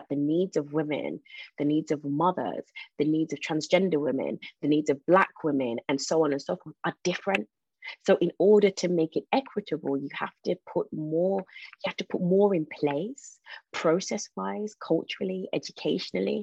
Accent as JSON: {"language": "English", "town": "Birmingham", "region": "West Midlands", "country": "United Kingdom", "tie": "born or raised there", "said": "I was born in Birmingham, brought up there, but it's also the largest Jamaican community"}